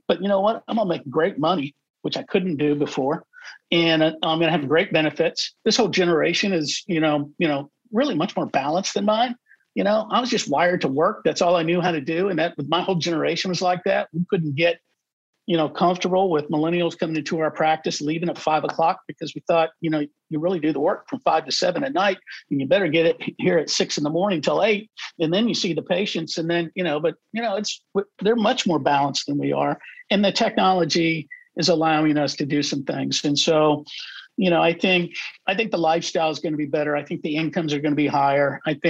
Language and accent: English; Overland Park, Kansas, United States; because I want to live in Overland Park, Kansas, my hometown.